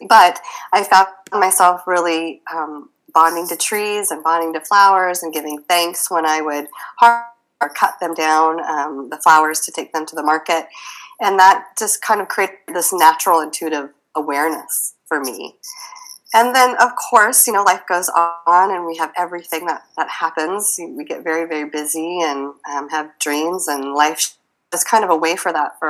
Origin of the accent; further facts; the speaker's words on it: Midwest, United States; I grew up in the Midwest